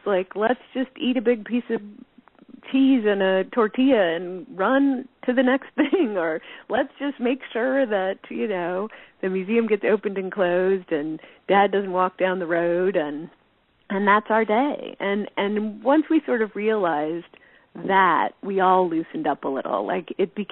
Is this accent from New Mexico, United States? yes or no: yes; Tinkertown, New Mexico, United States; moved away as an adult; also born or lived in Los Angeles; growing up in Tinkertown